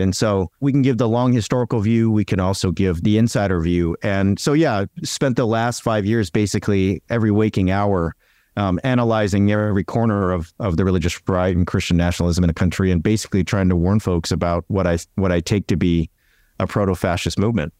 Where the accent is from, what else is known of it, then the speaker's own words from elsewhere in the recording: Southern California, United States; I'm from Southern California